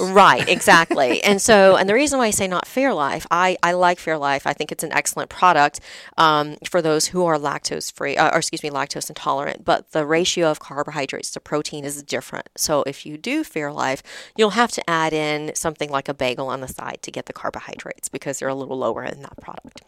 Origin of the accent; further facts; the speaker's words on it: the South, United States; I'm from the South. My dad had a shrimp boat, so I grew up on lots of fried foods